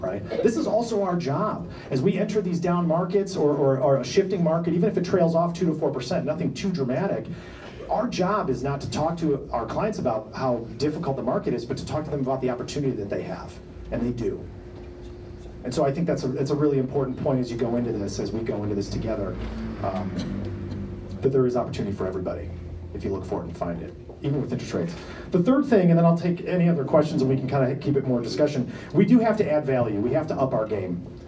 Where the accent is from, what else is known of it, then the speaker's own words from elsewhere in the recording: Detroit, Michigan, United States; moved away; I'm from Detroit. I mean, I've lived here 25 years